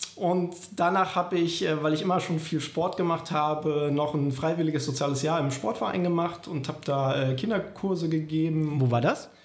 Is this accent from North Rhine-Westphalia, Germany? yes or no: yes; Bonn, North Rhine-Westphalia, Germany; also born or lived in Hamburg; Allerdings sind wir schon mit zwei bzw. vier Jahren dann aufgrund des Jobs von meinem Vater damals von Hamburg hier nach Bonn gekommen. Und seitdem leben wir eigentlich auch hier und hatten hier eine wunderschöne Kindheit und sind dann hier auch groß geworden.